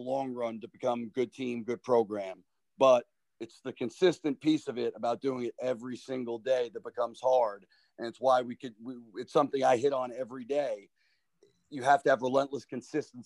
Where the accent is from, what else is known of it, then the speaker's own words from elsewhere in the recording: Long Island, New York, United States; moved away as an adult; now in Rhode Island, United States; growing up in Long Island